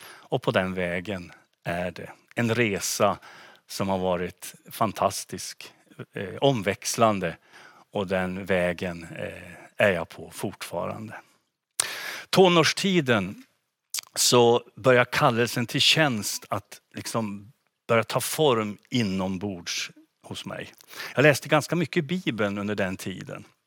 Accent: Gunnarn, Västerbotten County, Sweden; moved away as an adult; now in Umeå, Sweden; hemma i Gunnarn, naturligtvis min, min hemby och min hemförsamling Philadelphia där

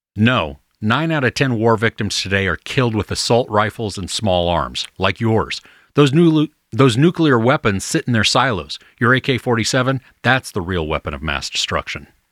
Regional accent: United States; as an American

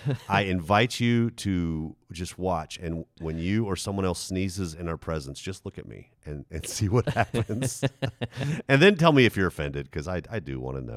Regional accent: Germany; now in United States; I think because I grew up in Germany, age 10 through 18.

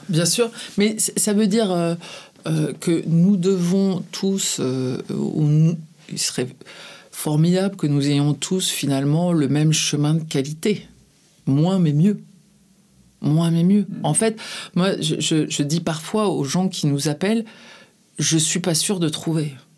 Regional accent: France; quand on est français

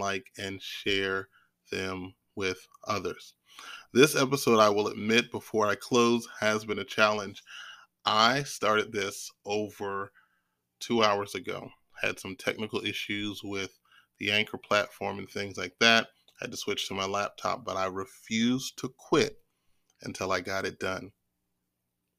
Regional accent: Maryland area, United States; I'm from the Maryland area

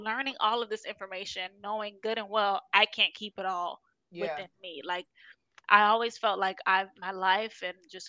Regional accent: Miami, Florida, United States; moved away; who are in Miami or in my hometown

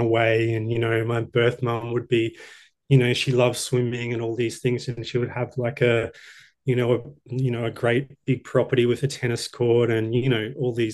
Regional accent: Brisbane, Queensland, Australia; also born or lived in Sydney; I'm from Brisbane originally, grown up here most of my life, and I lived in Sydney for a few years.

